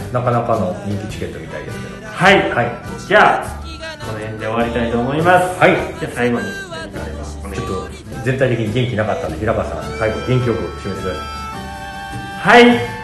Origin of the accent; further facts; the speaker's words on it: Kansai, Japan; 俺関西人